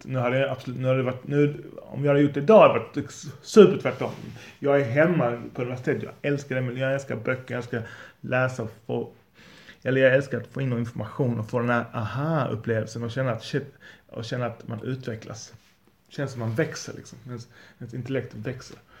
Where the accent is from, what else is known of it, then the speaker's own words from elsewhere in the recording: Lund, Skåne, Sweden; Jag är från Lund